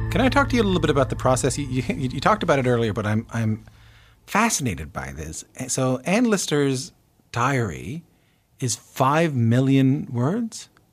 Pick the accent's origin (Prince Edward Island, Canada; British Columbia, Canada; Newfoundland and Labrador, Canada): Newfoundland and Labrador, Canada; moved away; growing up in Newfoundland